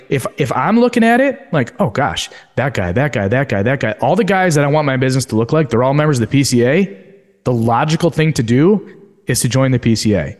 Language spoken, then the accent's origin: English; Royal Oak, Michigan, United States; my hometown of Royal Oak, Michigan, where everyone knew me or my dad or my family